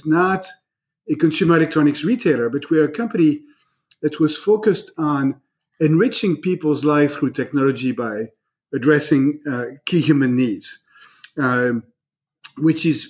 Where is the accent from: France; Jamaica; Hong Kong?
France; now in United States; I am myself an immigrant, right? I was born in France